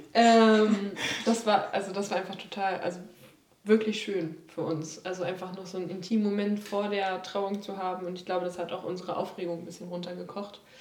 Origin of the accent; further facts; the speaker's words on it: Mölln, Schleswig-Holstein, Germany; in meiner Heimatstadt